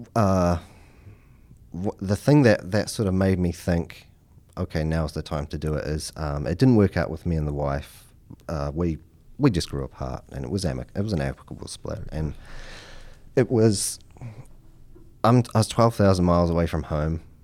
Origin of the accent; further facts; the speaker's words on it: New Zealand; moved away as an adult; now in Henrico County, United States; I'm from New Zealand